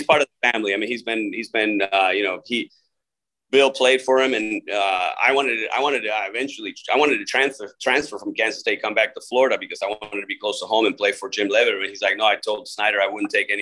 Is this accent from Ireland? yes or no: no; Argentina; moved away; I grew up in Argentina